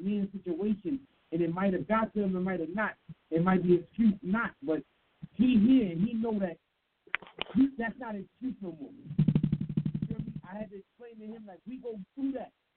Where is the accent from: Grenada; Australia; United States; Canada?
United States; New York; I'm from New York. I'm a New York nigga